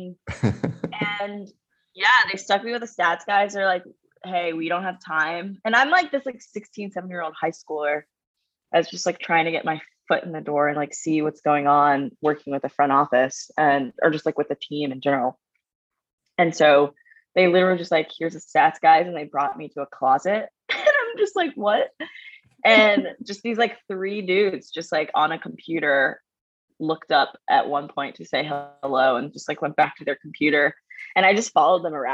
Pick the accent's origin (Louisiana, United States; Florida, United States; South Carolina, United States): Louisiana, United States; Baton Rouge; I'm from Baton Rouge, Louisiana. Go Tigers. I moved there when I was five.